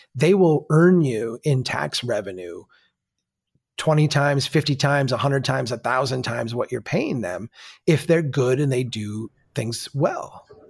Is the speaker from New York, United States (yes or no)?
no; Minnesota, United States; As a Minnesotan